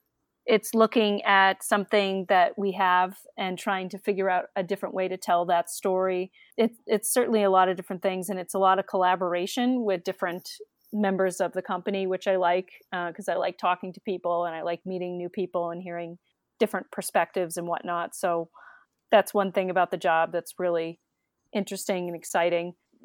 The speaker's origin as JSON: {"language": "English", "region": "Massachusetts", "country": "United States", "tie": "born or raised there", "said": "I grew up in the Massachusetts suburbs, and I went to college at University of Connecticut"}